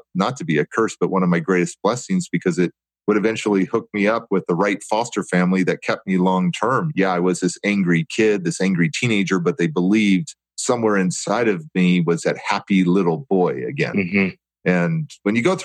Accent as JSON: {"language": "English", "town": "Oakland", "region": "California", "country": "United States", "tie": "born or raised there", "said": "I grew up in Alameda County foster care, Oakland foster care system"}